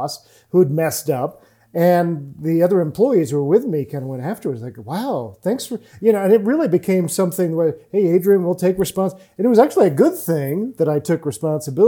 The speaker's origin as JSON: {"language": "English", "region": "England", "country": "United Kingdom", "said": "I'm English too"}